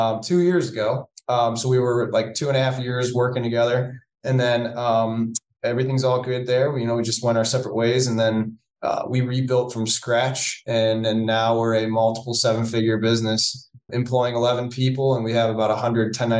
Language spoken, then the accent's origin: English; Cleveland, Ohio, United States; I'm from Cleveland, Ohio. My wife and I were both born and raised here